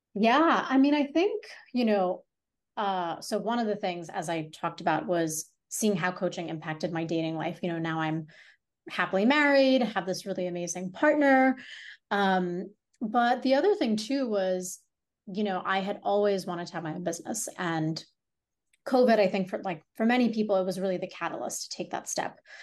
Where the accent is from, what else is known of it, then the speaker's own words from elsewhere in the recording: Hong Kong; also born or lived in India; now in New York City, United States; I was born and raised in Hong Kong